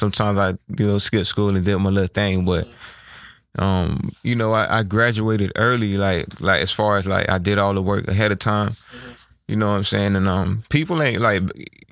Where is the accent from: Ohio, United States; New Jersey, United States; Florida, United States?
Florida, United States; Fort Lauderdale; I'm from Fort Lauderdale, Florida. Broward County, Melrose Park. That's where I grew up at.